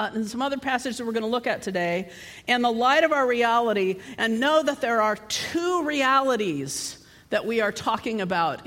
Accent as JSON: {"language": "English", "country": "United States", "said": "I come from the United States"}